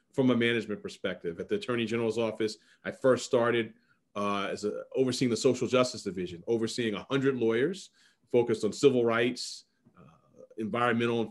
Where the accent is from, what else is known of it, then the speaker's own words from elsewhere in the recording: New York City, New York, United States; I'm a lifelong Manhattanite, lived in Central Harlem and other parts of Harlem for my entire life